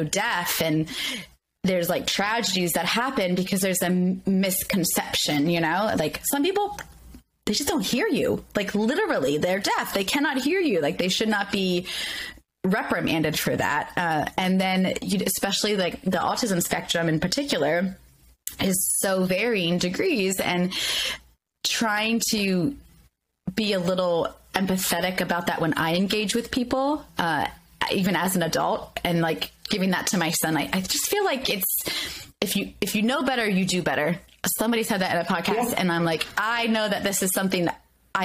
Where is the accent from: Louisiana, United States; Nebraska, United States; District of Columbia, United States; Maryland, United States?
Maryland, United States; Baltimore; moved away; also born or lived in rural Pennsylvania; I was born in rural Pennsylvania. I grew up in Baltimore City.